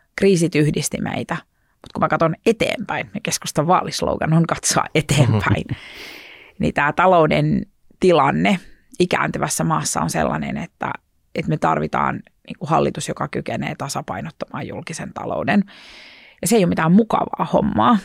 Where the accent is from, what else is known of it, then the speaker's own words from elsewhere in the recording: Oripää, Southwest Finland, Finland; also born or lived in Turku; mä oon Varsinais-Suomesta, muuttanut kotiseudulleni pieneen maalaispaikkakuntaan nimeltä Oripää noin kolme vuotta sitten takaisin